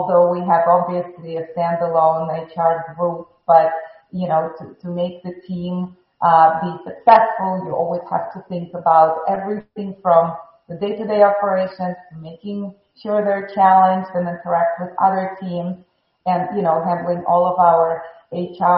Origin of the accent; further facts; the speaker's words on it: Moscow, Russia; English is a second language; moved away as an adult; also born or lived in Chicago; now in Miami, United States; I was born in Moscow, Russia